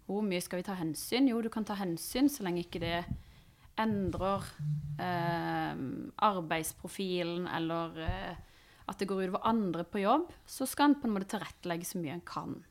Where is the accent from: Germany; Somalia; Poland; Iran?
Iran; Norwegian is a second language; now in Norway; jeg er jo fra Iran